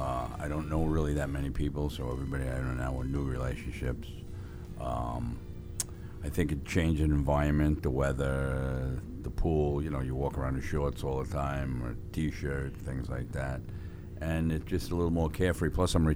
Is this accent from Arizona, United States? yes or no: no; New York, United States; New York.